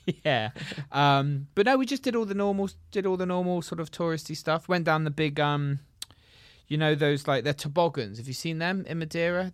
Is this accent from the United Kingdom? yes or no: yes; England, United Kingdom; I'm English.